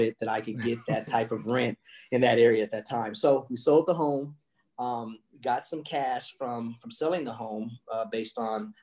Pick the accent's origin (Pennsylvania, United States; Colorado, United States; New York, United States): Colorado, United States; moved away; that's where I'm from Colorado. That's home for me